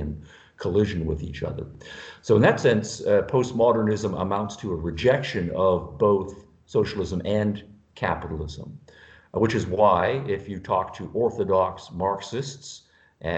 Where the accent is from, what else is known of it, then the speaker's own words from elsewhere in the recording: Canada; now in United States; I'm from Canada, originally, now living in the United States.